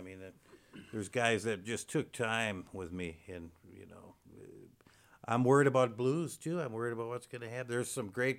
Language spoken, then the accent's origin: English; Milwaukee, Wisconsin, United States; moved away as an adult; now in northern Wisconsin, United States; I'm from Milwaukee. That's where I played all my life, most of my life anyway.